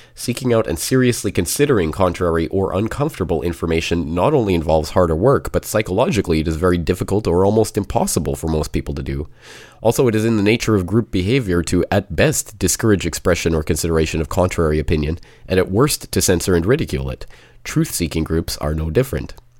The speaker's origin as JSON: {"language": "English", "town": "Calgary", "region": "Alberta", "country": "Canada", "tie": "born or raised there", "said": "my hometown of Calgary"}